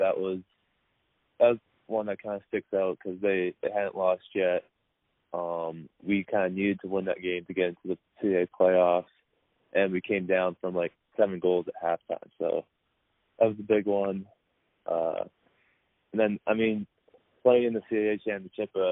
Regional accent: Coquitlam, British Columbia, Canada; moved away as an adult; my hometown of Coquitlam

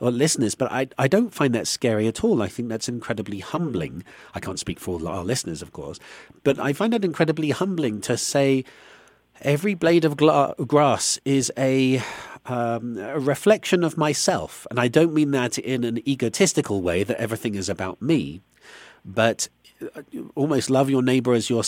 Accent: United Kingdom; you and I being British

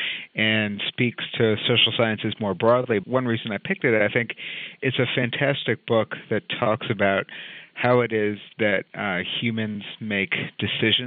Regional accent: New York City, New York, United States; I grew up in New York City

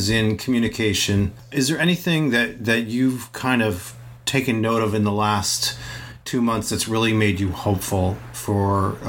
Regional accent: New York City area, United States; I grew up in the New York City area.

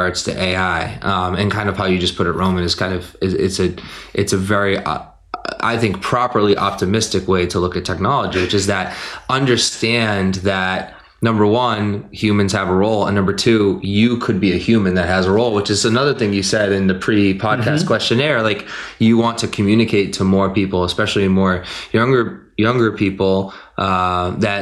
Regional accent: Methuen, Massachusetts, United States; growing up in Methuen, Lawrence

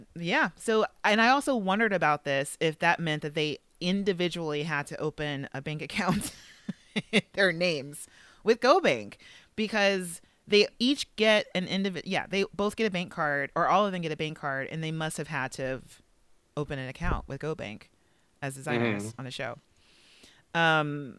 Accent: West Coast, United States; I grew up with on the West Coast, for instance, like Robinson's May

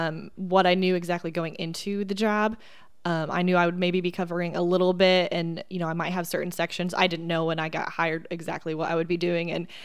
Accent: Indiana, United States; I wasn't particular to Indiana, although I am from Indiana.

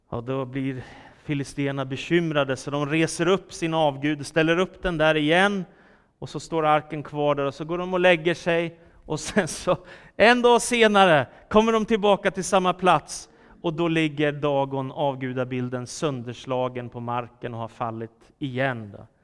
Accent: Stockholm, Stockholm County, Sweden; Philadelphia-kyrkan i Stockholm där jag växte upp

